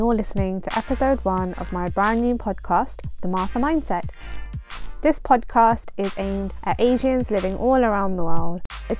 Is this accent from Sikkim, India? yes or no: no; Punjab, India; now in United Kingdom; I am Indian, I am Punjabi, and my parents came to the UK from India.